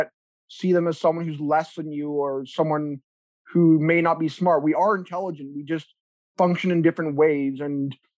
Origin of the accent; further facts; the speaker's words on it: South Africa; now in Ontario, Canada; I'm from South Africa, so my skin's used to the hot sun